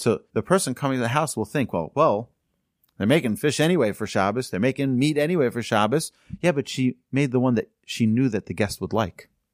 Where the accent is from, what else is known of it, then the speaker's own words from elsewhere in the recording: United States; also born or lived in Houston, Texas; our community where we grew up in Muncie